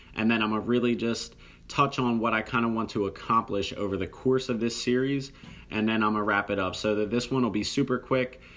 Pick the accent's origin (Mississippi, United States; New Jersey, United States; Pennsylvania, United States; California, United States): New Jersey, United States; I'm from South Jersey, very close to the city of Philadelphia